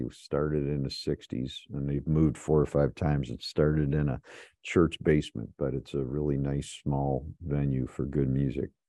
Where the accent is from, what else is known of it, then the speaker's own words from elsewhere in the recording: Chicago, Illinois, United States; moved away as an adult; also born or lived in Ann Arbor, Michigan; I'm from Chicago. I, I came to Ann Arbor to go to school at University of Michigan